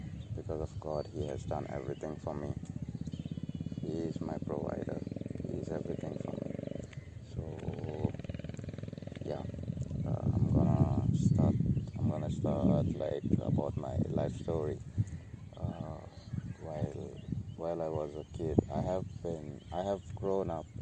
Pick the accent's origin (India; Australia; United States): India; Goa; I'm from India, Goa